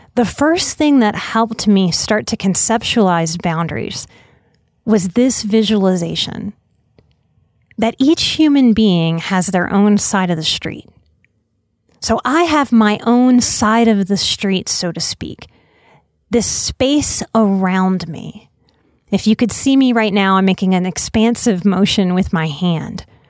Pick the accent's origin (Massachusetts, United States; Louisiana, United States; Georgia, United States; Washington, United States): Louisiana, United States; New Orleans; I'm from New Orleans.